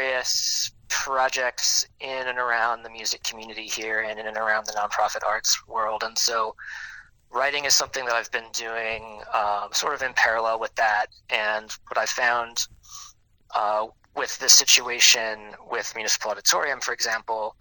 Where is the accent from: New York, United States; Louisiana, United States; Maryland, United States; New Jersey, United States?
Louisiana, United States; New Orleans; I am born and raised here